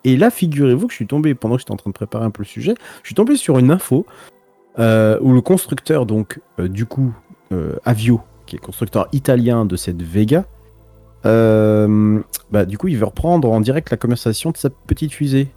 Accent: France; nous en tant que Français

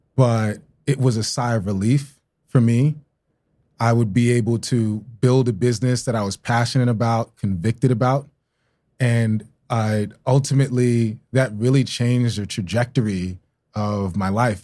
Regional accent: New York City, New York, United States; also born or lived in Tulsa, Oklahoma; I'm from Brooklyn, New York

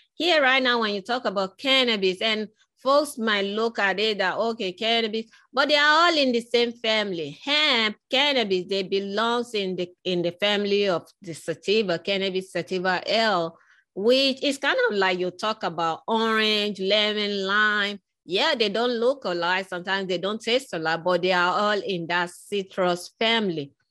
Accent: Lagos, Nigeria; moved away; I was born in West Africa, in Nigeria, in Lagos

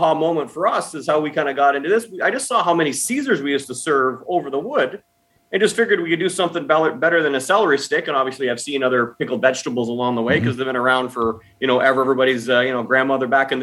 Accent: Guelph, Ontario, Canada; now in Toronto, Canada; I grew up in a town called Guelph, Ontario.

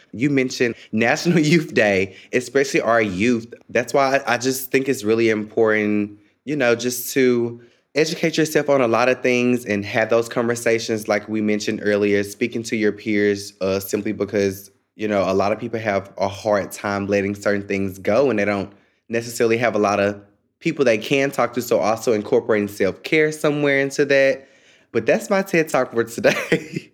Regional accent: Memphis, Tennessee, United States; moved away as an adult; now in Washington, D.C., United States; I'm from Memphis, Tennessee

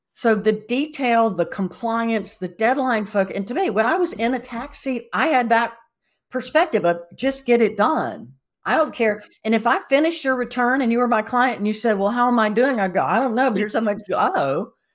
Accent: South Carolina, United States; also born or lived in Atlanta, Georgia; now in Napa Valley, United States; I'm from South Carolina, I've moved here from Atlanta, and I show up in Napa Valley

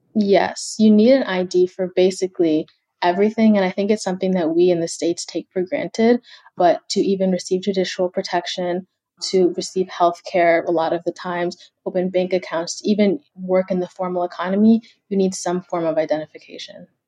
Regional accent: Kenya; moved away; I'm from Kenya, so I have a lot of family back home

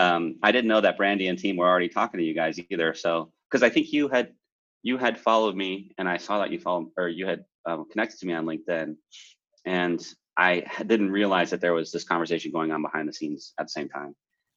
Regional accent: Morganton, North Carolina, United States; now in San Francisco, United States; I'm in San Francisco, but I'm originally from North Carolina

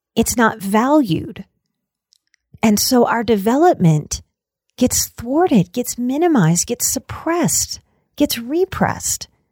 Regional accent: New Orleans, Louisiana, United States; moved away as an adult; also born or lived in Colorado Rocky Mountains; now in Colorado, United States; in Louisiana and in New Orleans, we love us some old cemeteries. So I grew up going to cemeteries.

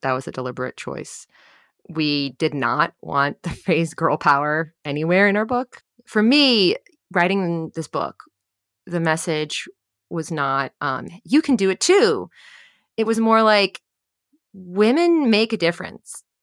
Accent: New Jersey, United States; born or raised there

